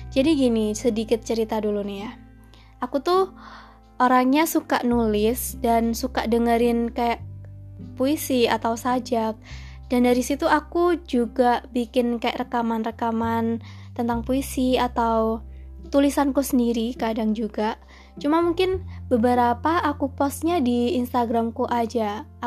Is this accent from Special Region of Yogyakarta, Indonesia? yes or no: no; Malang, East Java, Indonesia; Aku asli Malang. Dari TK, SD, SMP, SMA sampai kuliah, nggak tahu kenapa kayak betah banget di Malang.